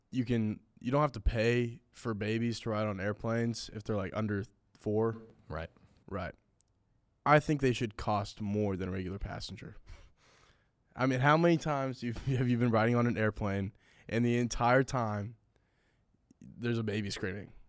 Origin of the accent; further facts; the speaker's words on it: California, United States; growing up in California